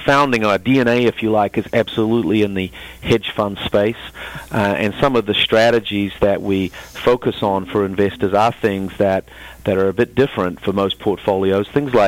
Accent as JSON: {"language": "English", "country": "New Zealand", "said": "I'm not from Texas, Charlie, although I have a southern accent. It's from the deep, deep south."}